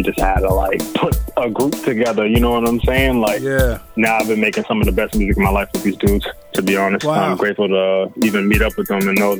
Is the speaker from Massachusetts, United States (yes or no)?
yes; Brockton, Massachusetts, United States; I grew up in Brockton. I went to West Virginia High. I went to Brockton High School, too, as well. Very big school in Brockton High School. Over 2,000 kids. Went to Bristol Community College as well